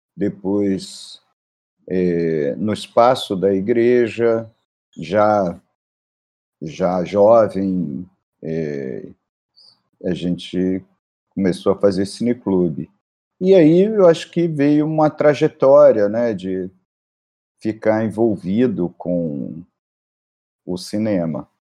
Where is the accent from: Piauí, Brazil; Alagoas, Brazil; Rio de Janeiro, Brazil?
Rio de Janeiro, Brazil; eu sou da Penha